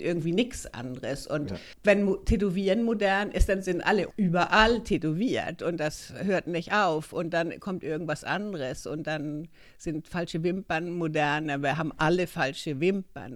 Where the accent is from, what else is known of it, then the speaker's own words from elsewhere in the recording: Hamburg, Germany; moved away as an adult; also born or lived in Sweden; now in Stockholm, Sweden; bin eigentlich aus Hamburg und bin seit über 30 Jahren hier in Schweden jetzt.